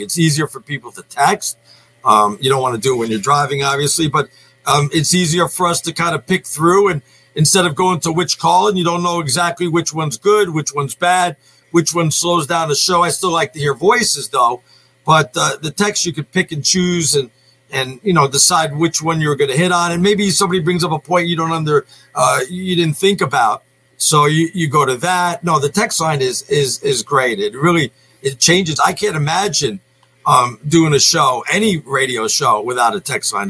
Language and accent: English; New York, United States; moved away; I grew up in New York